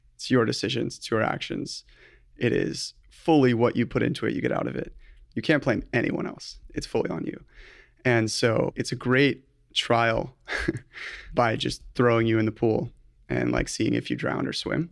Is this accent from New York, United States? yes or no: no; Newport Beach, California, United States; also born or lived in Berkeley; I was born and raised in Newport Beach